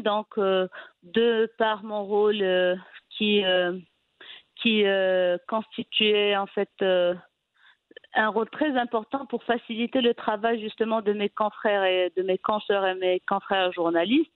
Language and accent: French; Fez, Fès-Meknès, Morocco; also born or lived in Rabat; je suis originaire de la ville de Fès, donc à l'âge de 17 ans, 18 ans déjà, j'étais rédactrice pour le, site web du club